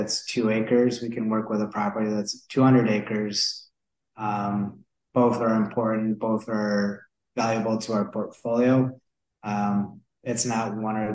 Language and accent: English; Michigan, United States; moved away as an adult; now in Sonoma, United States; Even as a kid growing up in Michigan